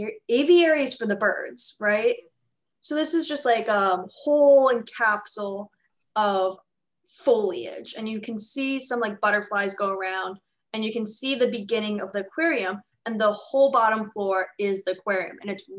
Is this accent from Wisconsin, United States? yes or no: no; New York City, New York, United States; my hometown, my first zoo ever, as the Bronx Zoo.